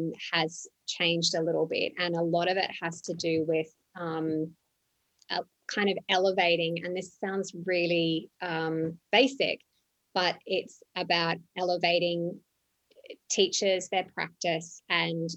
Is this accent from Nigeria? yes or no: no; Australia; moved away as an adult; also born or lived in Johannesburg, South Africa / Dubai, United Arab Emirates / London, United Kingdom / Lima, Peru; now in Ho Chi Minh City, Vietnam; I'm Australian. I started there.